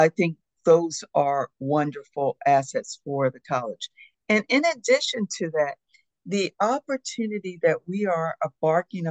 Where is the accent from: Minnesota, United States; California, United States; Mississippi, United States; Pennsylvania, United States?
Pennsylvania, United States; Philadelphia; As a child, growing up in the Philadelphia community